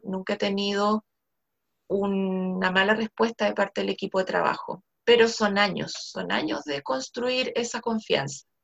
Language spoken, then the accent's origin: Spanish; Chile; Lo único que nos juega un poquito en contra es que no somos full inglés.